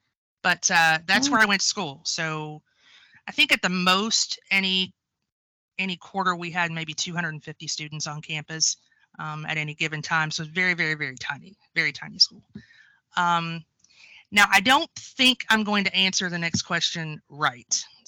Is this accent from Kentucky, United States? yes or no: yes; Paintsville, Kentucky, United States; also born or lived in Lexington, Kentucky; I was born in Paintsville, Kentucky, which is in the eastern part coal mining area of the state. And I grew up in what is called Van Leer, V-A-N-L-E-A-R. It's basically a suburb of Paintsville, which is already a very tiny town.